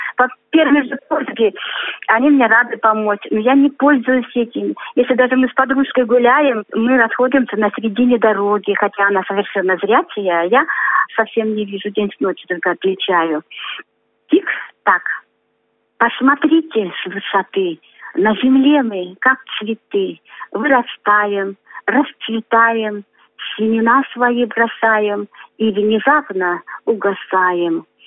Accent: Krasnoyarsk, Krasnoyarsk Krai, Russia; also born or lived in Chuvashia; Я из города Красноярска

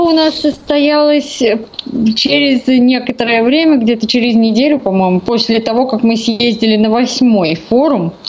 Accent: Saint Petersburg, Russia; Я коренная ленинградка

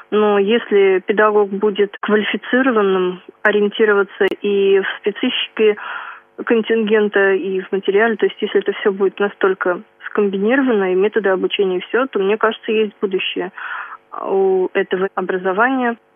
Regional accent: Vyatskiye Polyany, Kirov Oblast, Russia; born there; Я родилась в Кировской области, в городе Вятские Поляны.

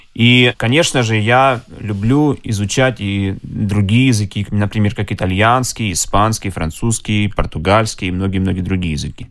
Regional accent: Yeysk, Krasnodar Krai, Russia; moved away; also born or lived in Moscow; Я всего лишь из города Ейска, Краснодарского края.

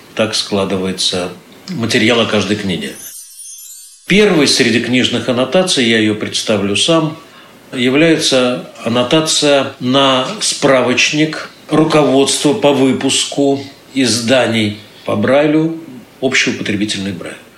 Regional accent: Saint Petersburg, Russia; все мы, питерцы

